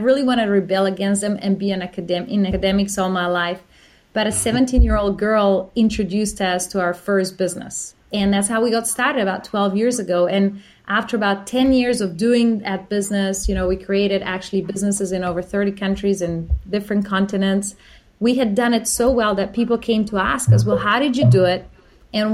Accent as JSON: {"language": "English", "country": "Slovenia", "moved": "yes", "lives_now": "Australia", "said": "I'm from Slovenia"}